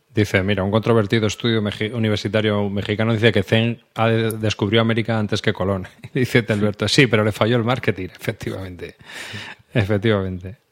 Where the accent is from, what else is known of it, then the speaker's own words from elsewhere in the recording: central Spain, Spain; para los que somos del centro de España, que solo hablamos un idioma